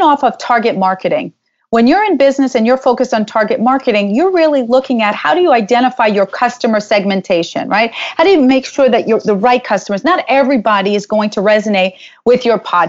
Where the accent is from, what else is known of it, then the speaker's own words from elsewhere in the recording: New York, United States; I'm from New York